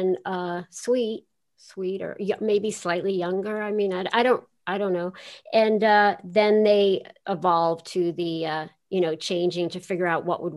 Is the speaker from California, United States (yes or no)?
no; New York City, New York, United States; I grew up in Queens